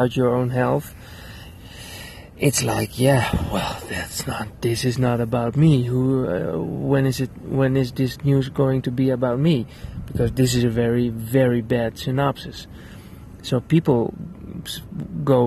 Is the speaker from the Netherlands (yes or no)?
yes; Netherlands; I'm a filmmaker from the Netherlands